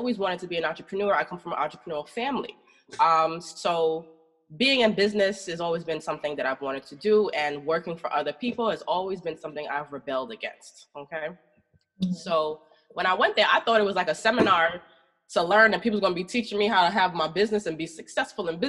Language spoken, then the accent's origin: English; New York City, New York, United States; I'm from Brooklyn. Born and raised, like I said, grew up here, moved around a couple times, you know, lived in other countries, came back